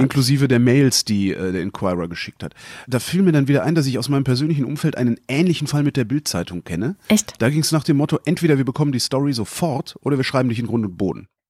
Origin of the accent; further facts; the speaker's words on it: North Rhine-Westphalia, Germany; ich bin in Nordrhein-Westfalen zur Schule gegangen